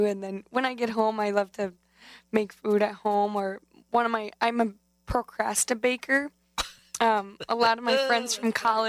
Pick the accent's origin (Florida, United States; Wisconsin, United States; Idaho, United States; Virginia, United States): Wisconsin, United States; Chippewa Falls; now in Madison, United States; I'm from Chippewa Falls, but right now I'm living down here down in Madison.